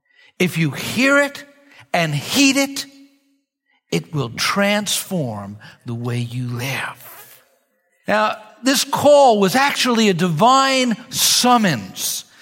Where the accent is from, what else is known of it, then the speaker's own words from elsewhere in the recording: New York, United States; I'm a New Yorker. I'm used to entertainment.